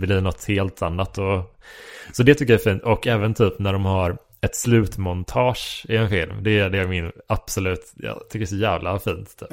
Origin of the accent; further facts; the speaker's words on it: Horred, Västra Götaland, Sweden; moved away; also born or lived in Kungsbacka / Gothenburg; från Horred där jag växte upp